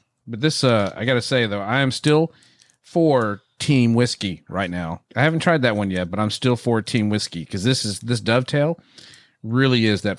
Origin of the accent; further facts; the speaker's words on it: Irving, Texas, United States; Well, I'm North Central Texas because I was born in Irving